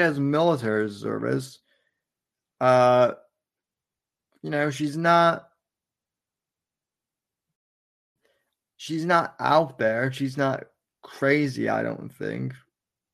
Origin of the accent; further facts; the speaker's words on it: Florida, United States; I'm from Florida